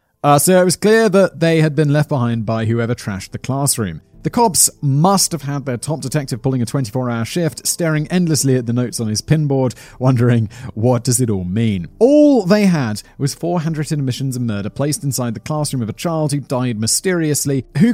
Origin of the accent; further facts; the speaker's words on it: United Kingdom; If you're from the South, I'm from the South.